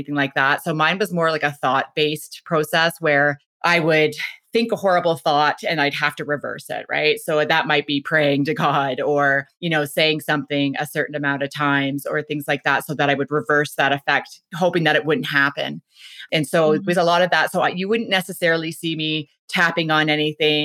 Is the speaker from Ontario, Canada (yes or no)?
yes; Whitby, Ontario, Canada; moved away; I grew up out east in Ontario. I was born and raised there in Whitby, Ontario